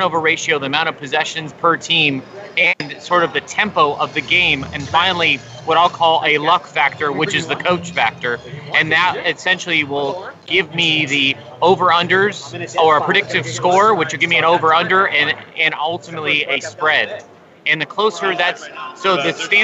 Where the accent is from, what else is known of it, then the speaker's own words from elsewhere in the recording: Los Angeles, California, United States; moved away; I'm from Los Angeles, California, originally.